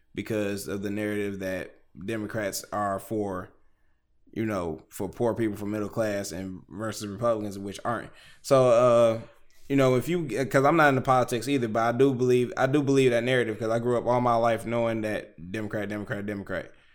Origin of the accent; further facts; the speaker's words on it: Houston, Texas, United States; also born or lived in Detroit, Michigan; I'm from Detroit. But if I, like, if I, at ten years old, moved to Houston, Texas, and I've been living there all the way until I'm twenty-nine, I'm from Houston